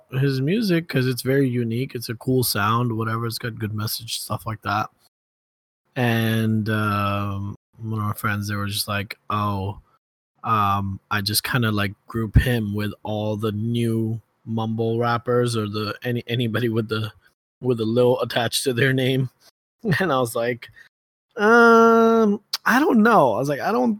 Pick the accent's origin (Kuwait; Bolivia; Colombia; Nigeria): Kuwait; moved away; also born or lived in Ohio; I grew up in Kuwait.